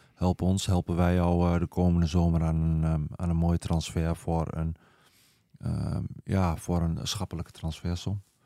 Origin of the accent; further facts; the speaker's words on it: eastern Netherlands, Netherlands; accent: eastern; mijn accent dat ik uit het oosten kom